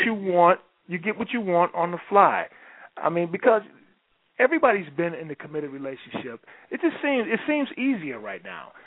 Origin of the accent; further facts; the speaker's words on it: Detroit, Michigan, United States; I'm from Detroit